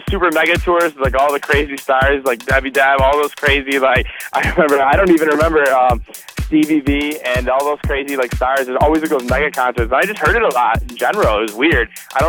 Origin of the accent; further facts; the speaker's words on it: Buffalo, New York, United States; we're from Buffalo, New York